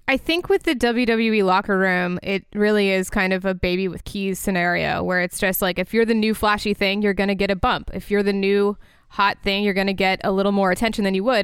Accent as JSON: {"language": "English", "town": "Orlando", "region": "Florida", "country": "United States", "tie": "born or raised there", "said": "Orlando, that is my hometown"}